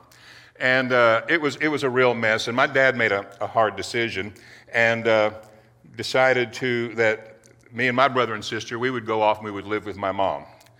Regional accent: Titusville, Florida, United States; I grew up over in Titusville, Florida. And back in the 60s, my dad, you know, worked on the Apollo program over there.

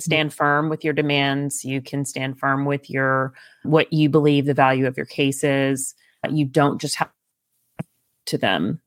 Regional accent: East Texas, United States; I grew up in East Texas

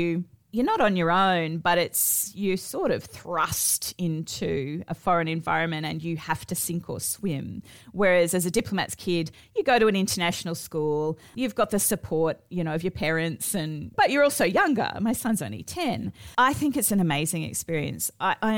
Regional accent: Australia; moved away as an adult; now in Athens, Greece

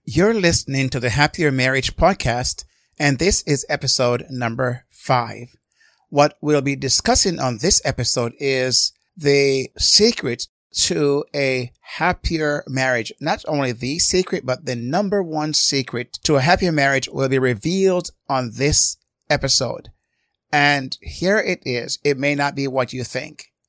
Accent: Jamaica; I grew up in Jamaica

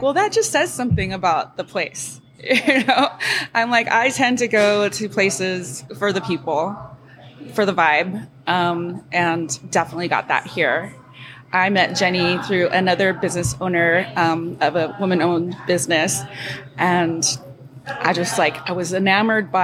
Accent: Hawaii, United States; moved away; I was born and raised in Hawaii

